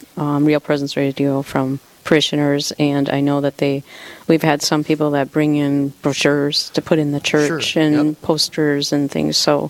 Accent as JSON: {"language": "English", "town": "Duluth", "region": "Minnesota", "country": "United States", "moved": "yes", "lives_now": "Willow River, United States", "said": "I live in Willow River, Minnesota, and I'm originally from the Duluth area."}